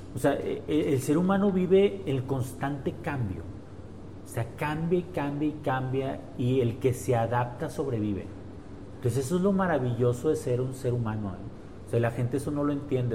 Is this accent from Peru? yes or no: no; Mexico; nosotros como mexicanos